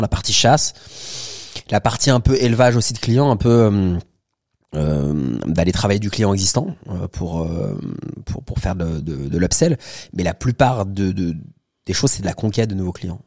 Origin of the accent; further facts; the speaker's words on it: Paris, Île-de-France, France; j'ai 37 ans, je suis né à Paris